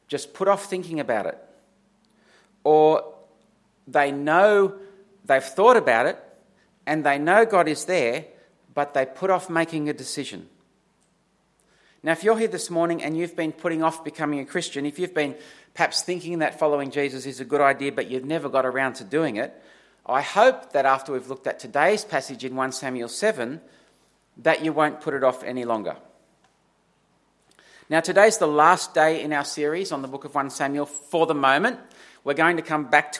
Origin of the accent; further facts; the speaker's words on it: Dubbo, New South Wales, Australia; I'm from Dubbo.